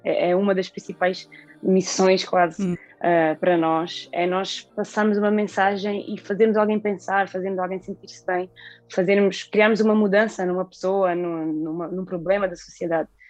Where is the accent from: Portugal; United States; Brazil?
Portugal; Alcácer do Sal, Alentejo; eu nasci em Alcácer, fui criada sempre em Alcácer